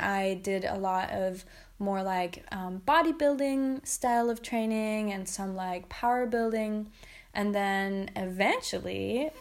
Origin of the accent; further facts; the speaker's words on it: Berlin, Germany; So I come from Berlin